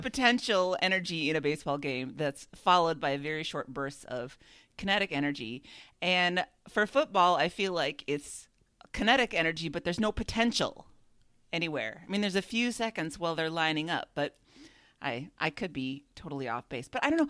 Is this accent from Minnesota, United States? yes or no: yes; Minnesota, United States; it was in my hometown